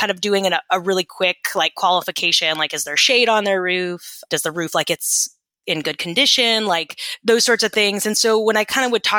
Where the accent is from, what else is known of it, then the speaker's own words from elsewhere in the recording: Atlanta, Georgia, United States; moved away as an adult; also born or lived in New Orleans; I grew up in Atlanta, Georgia